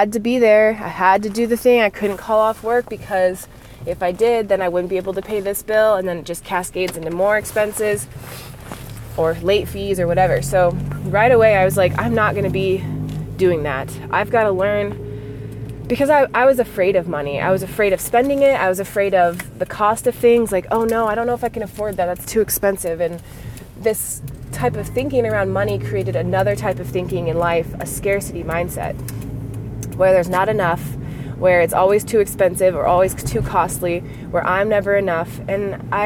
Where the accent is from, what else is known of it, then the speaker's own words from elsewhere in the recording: United States; I'm an American. I grew up in America.